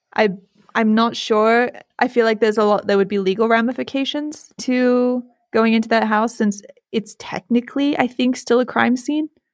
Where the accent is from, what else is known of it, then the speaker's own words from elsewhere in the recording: United States; also born or lived in England; I grew up in the United States